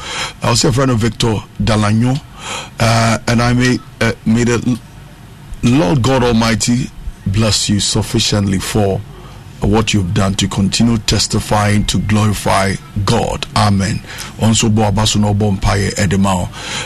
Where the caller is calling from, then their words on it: Tema, Greater Accra, Ghana; I say, I'm watching you from Tema.